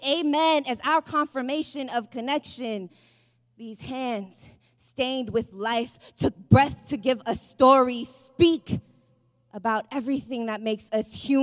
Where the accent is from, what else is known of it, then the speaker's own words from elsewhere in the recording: San Francisco, California, United States; I'm from San Francisco